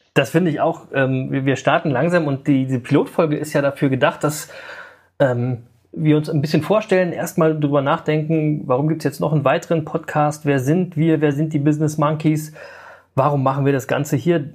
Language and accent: German; Berlin, Germany; Ich bin äh, in West-Berlin geboren und ähm, ähm, aufgewachsen in so einem Block, wie quasi bei …, im, in Berlin-Reinickendorf